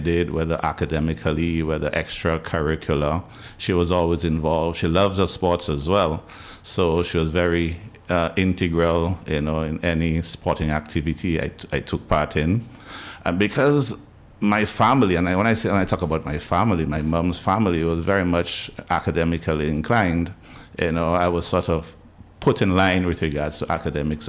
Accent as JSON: {"language": "English", "town": "Roseau", "region": "Saint George", "country": "Dominica", "tie": "born or raised there", "also_born_or_lived": "Jamaica / England", "moved": "as an adult", "lives_now": "Barbados", "said": "I was raised in that area in the High Street, around the Newtown Savannah area"}